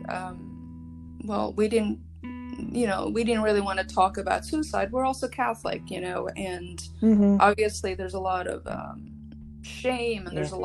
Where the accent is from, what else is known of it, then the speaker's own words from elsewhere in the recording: Shkodër, Shkodër County, Albania; now in United States; I was born in Albania, Shkodër, Albania, and I've been living in the United States since 1992